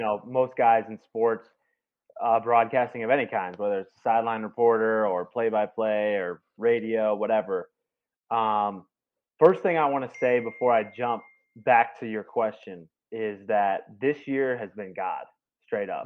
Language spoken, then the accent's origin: English; St. Louis, Missouri, United States; moved away as an adult; also born or lived in Tennessee; now in Indianapolis, United States; I grew up in St. Louis